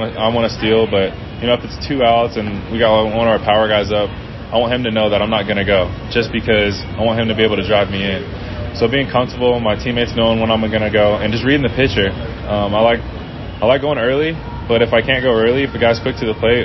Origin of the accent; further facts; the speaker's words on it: San Diego, California, United States; I'm from San Diego